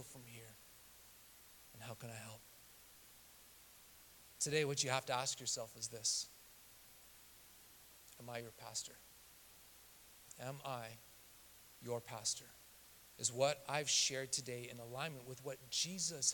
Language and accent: English; Canada; now in Southern California, United States; I'm a kid from Canada who grew up in the backwoods of the Rocky Mountains